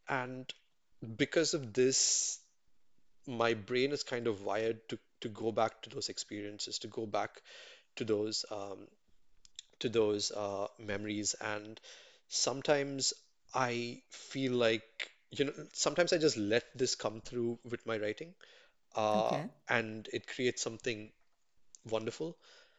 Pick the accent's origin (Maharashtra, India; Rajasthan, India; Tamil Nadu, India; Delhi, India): Tamil Nadu, India; Chennai; growing up in Mugapur in Chennai, and being there. And a lot of my friends, you know, we speak Tamil basically.